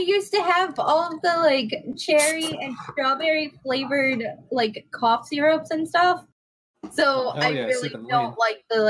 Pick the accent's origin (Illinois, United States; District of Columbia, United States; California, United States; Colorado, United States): Illinois, United States; Chicago; I grew up in Chicago.